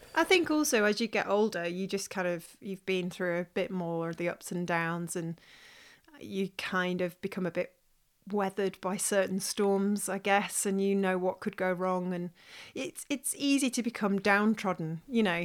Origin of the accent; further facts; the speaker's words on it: Stoke-on-Trent, West Midlands, United Kingdom; moved away; also born or lived in Manchester; my hometown, which is in Stoke-on-Trent